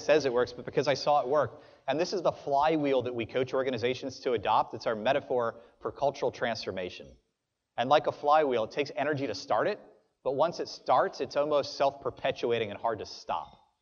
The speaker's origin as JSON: {"language": "English", "town": "New Orleans", "region": "Louisiana", "country": "United States", "tie": "born or raised there", "moved": "yes", "lives_now": "Pensacola, United States", "said": "I'm from South Louisiana"}